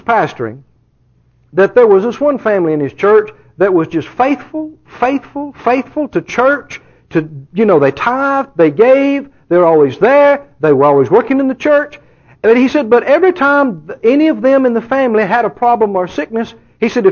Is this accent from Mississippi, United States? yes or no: yes; Mississippi, United States; now in Texas, United States; I grew up just a couple of doors over in Mississippi.